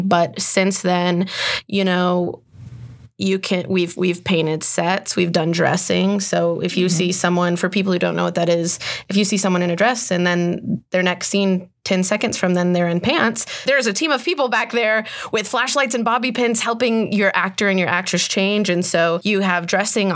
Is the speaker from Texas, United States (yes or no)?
yes; Midland, Texas, United States; I grew up in Midland, and I grew up going and seeing shows